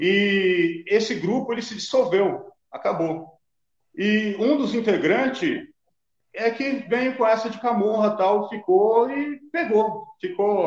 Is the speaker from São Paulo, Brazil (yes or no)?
yes; Carapicuíba, São Paulo, Brazil; now in Goiânia, Brazil; hoje eu moro em Goiânia, cara, mas eu sou de Carapicuíba. Carapicuíba hum. Vila Dirce.